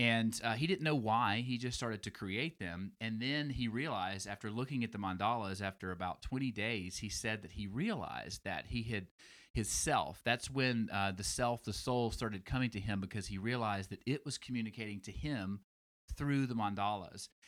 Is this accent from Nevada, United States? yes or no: no; Alabama, United States; moved away; I'm from Alabama originally